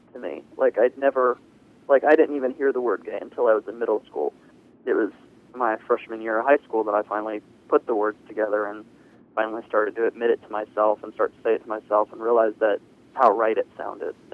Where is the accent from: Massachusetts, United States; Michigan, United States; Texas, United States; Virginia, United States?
Virginia, United States; Virginia Beach; I'm 19, and I grew up here in Virginia Beach